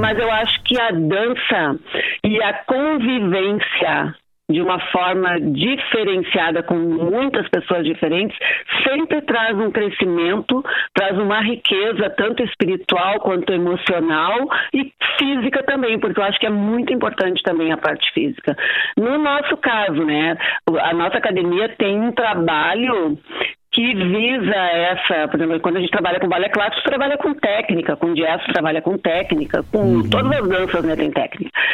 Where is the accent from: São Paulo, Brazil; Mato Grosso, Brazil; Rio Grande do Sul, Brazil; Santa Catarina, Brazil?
Rio Grande do Sul, Brazil; Porto Alegre; moved away as an adult; now in Santana do Livramento, Brazil; eu sou porto-alegrense. E hoje, há 42 anos, eu moro em Livramento